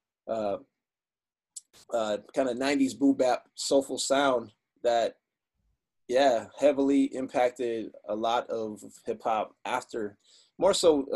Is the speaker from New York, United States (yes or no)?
no; Michigan, United States; I grew up in Michigan.